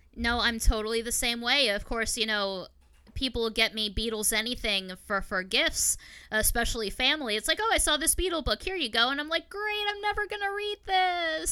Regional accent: Long Island, New York, United States; I grew up out on Long Island, New York

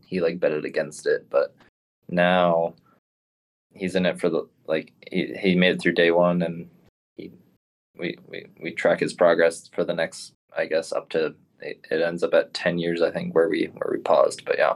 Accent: Portland, Oregon, United States; I'm actually from Portland, Oregon

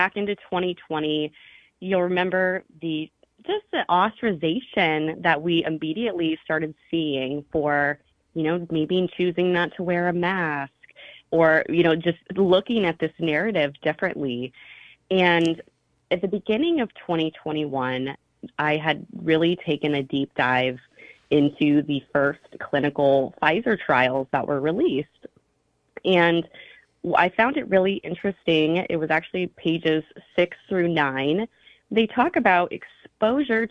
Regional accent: Star, Idaho, United States; now in Hawaii, United States; I was raised in Star. It's like a very tiny town.

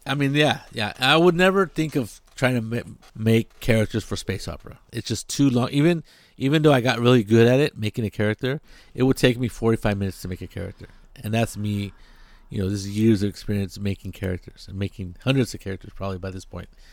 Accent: near Monterey, California, United States; it's a little seaside town, tourist spot, beautiful place, uh, near my hometown

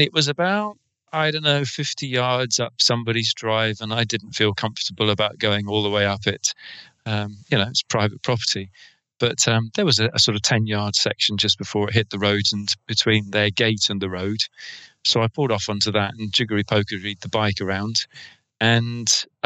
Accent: England, United Kingdom; accent: English; my English accent

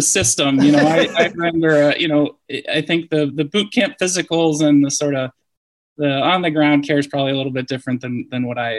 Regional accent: Eau Claire, Wisconsin, United States; also born or lived in Indiana / Cincinnati, Ohio; now in San Diego, United States; I grew up in Eau Claire, Wisconsin. So up in the upper Midwest, or your neck of the woods there.

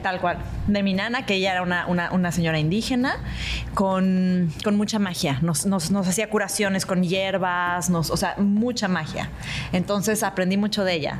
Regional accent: Mexico; moved away; cuando me fui de México, como que me dio más fijación, me dio más conexión, como que me hace sentir mexicana

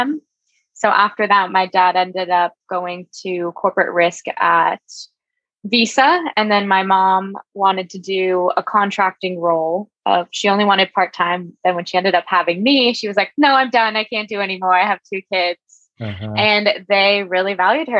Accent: San Mateo, California, United States; I actually grew up in San Mateo, but down the peninsula more is where I went to high school in Mountain View

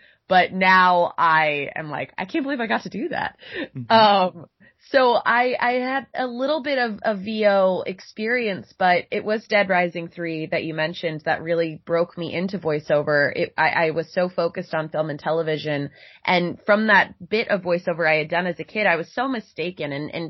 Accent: Boca Raton, Florida, United States; I'm from Florida originally, Boca Raton

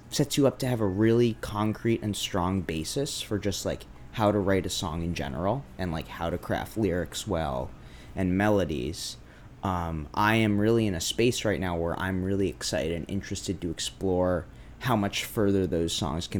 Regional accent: Brookline, Massachusetts, United States; also born or lived in North Adams, Massachusetts; I grew up in Brookline, Massachusetts

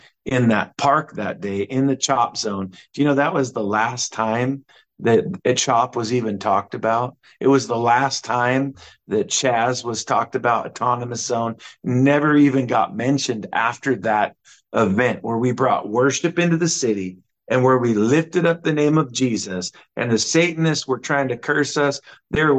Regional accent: Seattle, Washington, United States; I told him I was from Seattle.

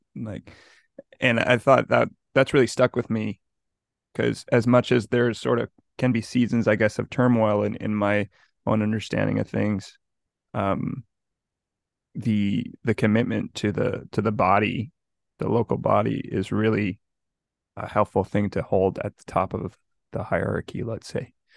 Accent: Montreal, Quebec, Canada; me growing up in Montreal

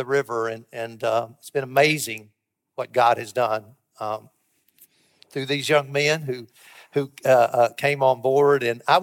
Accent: Somerset, Kentucky, United States; moved away as an adult; now in Cookeville, United States; Alice and I grew up in Somerset, Kentucky

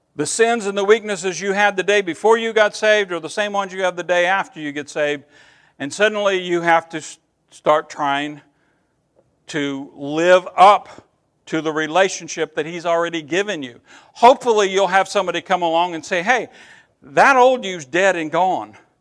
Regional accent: Eastern Kentucky, United States; I'm from Eastern Kentucky

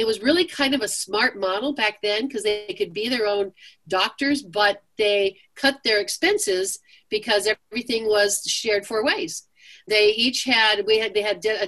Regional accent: California, United States; moved away as an adult; also born or lived in Seattle, Washington; now in Charlotte, United States; I grew up, born and raised in California, lived in Seattle for 22 years

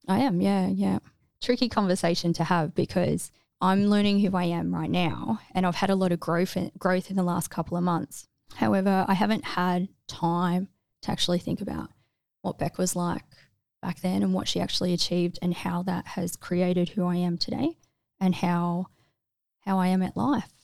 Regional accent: Melbourne, Victoria, Australia; moved away as an adult; I grew up in mostly Melbourne, but like, um, Peninsula, Mornington Peninsula area

